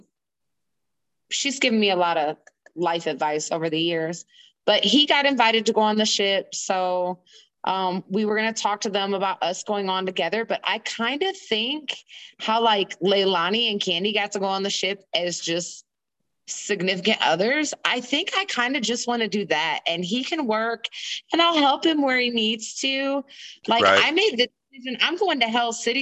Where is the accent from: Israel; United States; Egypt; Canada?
United States; Indiana; moved away as an adult; also born or lived in East Coast; I'm actually born and raised in Indiana